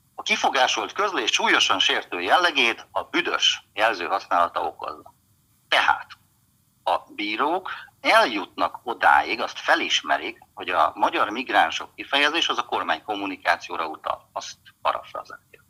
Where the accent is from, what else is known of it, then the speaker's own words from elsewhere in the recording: Hungary; én is magyar vagyok